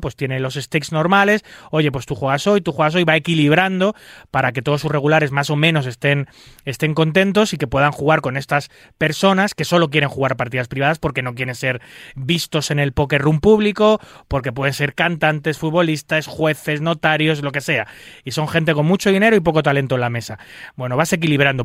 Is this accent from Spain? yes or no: yes; Spain; en mi país